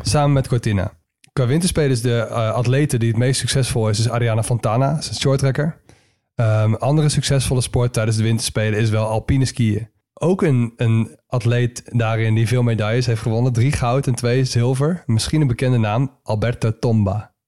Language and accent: Dutch; Netherlands; wij als Nederlanders